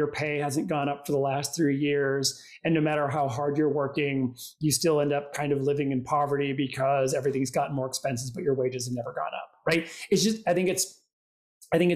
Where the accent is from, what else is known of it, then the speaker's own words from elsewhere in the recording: Minnesota, United States; now in New York, United States; I grew up in Minnesota. Live in New York